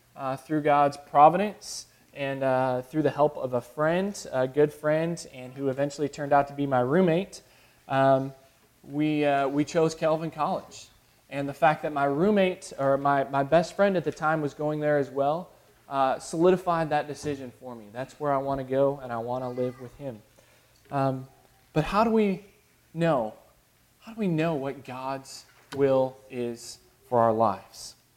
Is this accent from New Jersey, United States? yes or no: no; Chicago, Illinois, United States; now in the US South; I grew up in Chicago